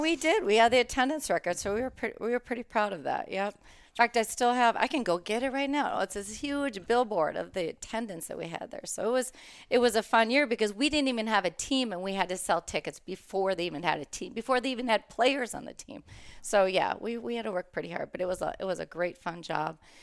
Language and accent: English; Green Bay, Wisconsin, United States; moved away as an adult; also born or lived in Kansas; now in Minnesota, United States; I grew up in Green Bay, Wisconsin